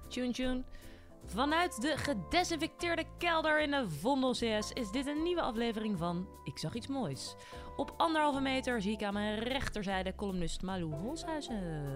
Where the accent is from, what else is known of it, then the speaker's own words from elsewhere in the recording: Voorburg, South Holland, Netherlands; Ik kom uit Voorburg origineel